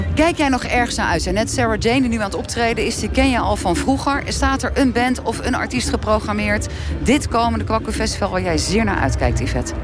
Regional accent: Rotterdam, South Holland, Netherlands; kom ik zelf uit Rotterdam

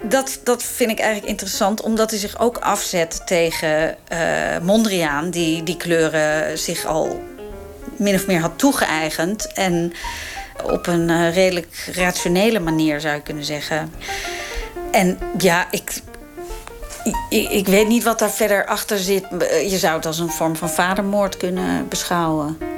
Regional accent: Amsterdam, North Holland, Netherlands; Ik groeide op in Amsterdam, jaren zeventig.

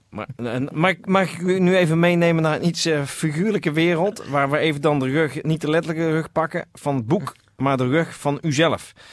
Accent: Helsingborg, Skåne, Sweden; Dutch is a second language; moved away as an adult; now in Netherlands; Ik kom uit Zweden.

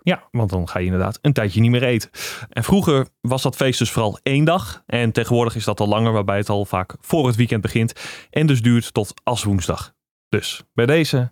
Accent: Drenthe, Netherlands; Ik kom ook uit Drenthe.

